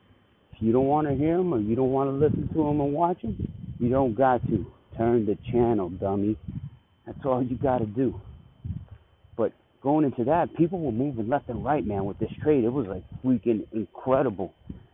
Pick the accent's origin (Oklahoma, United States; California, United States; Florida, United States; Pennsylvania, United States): Oklahoma, United States; my home state making a little bit of a splash out there in the World Wide Web with possibly something coming from OKC.